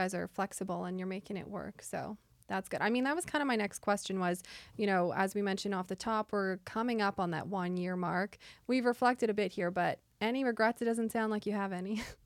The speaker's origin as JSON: {"language": "English", "town": "Winnipeg", "region": "Manitoba", "country": "Canada", "moved": "yes", "lives_now": "Nova Scotia, Canada", "said": "I'm from Winnipeg"}